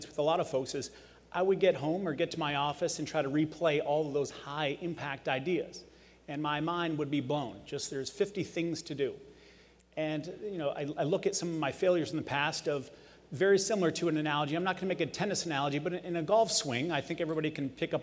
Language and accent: English; Las Vegas, Nevada, United States; I was born and raised in Las Vegas